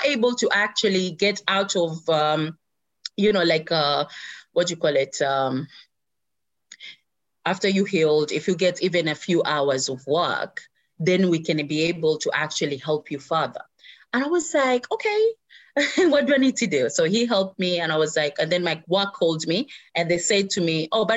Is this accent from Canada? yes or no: no; Zanzibar, Tanzania; moved away; This is my home country. This is where my mom is and my family and everything else.